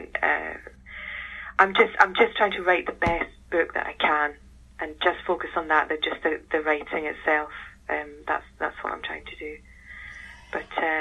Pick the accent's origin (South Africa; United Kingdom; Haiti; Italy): United Kingdom; as a British person